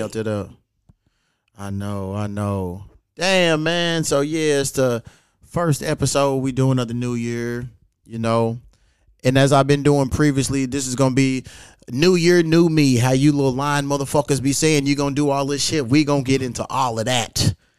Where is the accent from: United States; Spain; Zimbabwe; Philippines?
United States; Louisville, Kentucky; moved away; I'm back in my hometown, Louisville, Kentucky.